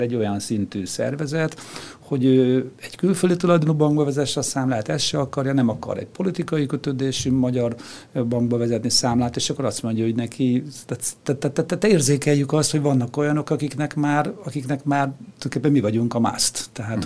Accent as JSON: {"language": "Hungarian", "region": "Budapest", "country": "Hungary", "tie": "born or raised there", "also_born_or_lived": "Lake Balaton", "said": "Tőzsdőkeres Budapesti vagyok"}